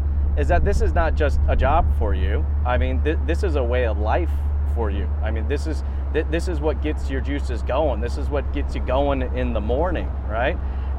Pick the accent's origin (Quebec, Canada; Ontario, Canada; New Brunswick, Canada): Ontario, Canada; Toronto; I am from Toronto, Canada.